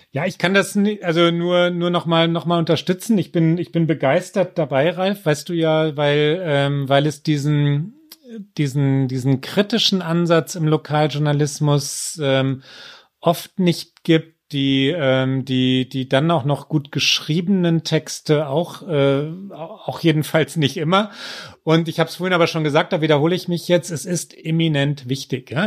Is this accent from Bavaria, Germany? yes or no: no; Münster, North Rhine-Westphalia, Germany; ich bin in, in Hiltrup aufgewachsen